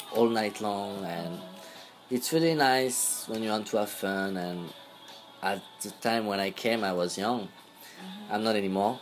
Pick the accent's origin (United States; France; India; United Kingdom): France; English is a second language; moved away as an adult; now in South Korea; I was born in Korea, and then I was adopted by a French family when I was four years old. And then I spent all my life in France